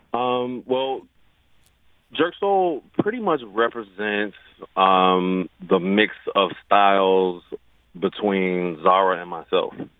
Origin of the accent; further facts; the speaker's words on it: Chicago, Illinois, United States; also born or lived in St. Thomas, US Virgin Islands; now in St. Louis, United States; I'm not from St. Louis. I'm from Chicago.